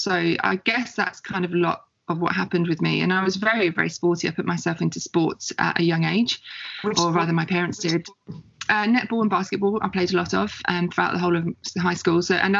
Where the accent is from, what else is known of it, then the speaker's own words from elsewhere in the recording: England, United Kingdom; now in Australia; I'm originally English. I'm English born and bred. And I guess you class me as an expat living in Australia.